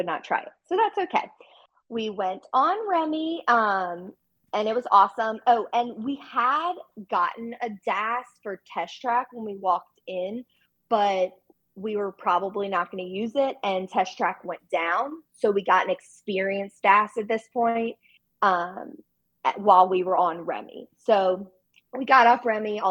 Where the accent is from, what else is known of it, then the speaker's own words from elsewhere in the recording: New Orleans, Louisiana, United States; now in Baton Rouge, United States; we're from New Orleans area.